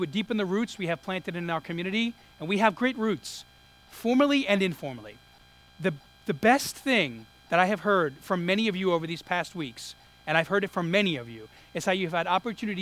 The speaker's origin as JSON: {"language": "English", "town": "New York City", "region": "New York", "country": "United States", "tie": "born or raised there", "moved": "yes", "said": "I grew up in Brooklyn"}